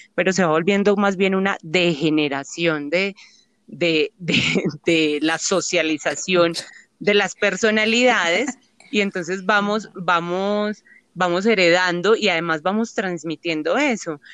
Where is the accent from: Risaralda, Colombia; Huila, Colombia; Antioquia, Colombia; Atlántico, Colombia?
Antioquia, Colombia; Paisa; Como, como buenas paisas